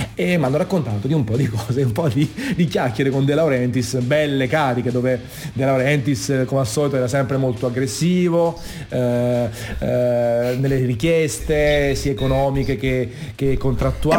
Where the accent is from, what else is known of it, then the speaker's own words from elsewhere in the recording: Naples, Campania, Italy; io sono napoletano stravenace